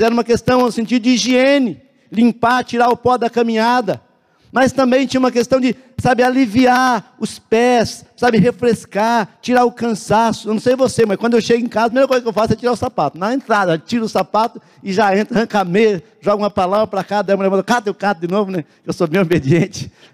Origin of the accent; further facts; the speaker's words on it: Cianorte, Paraná, Brazil; now in Curitiba, Brazil; Eu, eu sou de Cianorte, né? É lá do pé vermelho